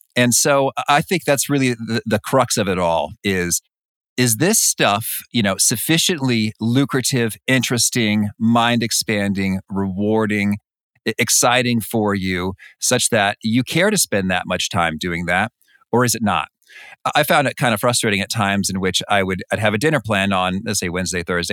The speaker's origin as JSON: {"language": "English", "town": "Danville", "region": "Illinois", "country": "United States", "tie": "born or raised there", "moved": "yes", "lives_now": "Chicago, United States", "said": "I grew up in in Danville, Illinois."}